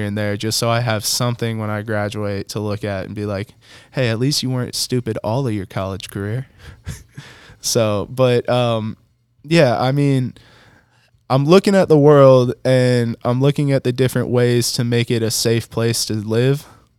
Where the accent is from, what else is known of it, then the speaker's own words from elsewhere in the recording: Detroit, Michigan, United States; I'm from Detroit, Michigan. Don't play with me.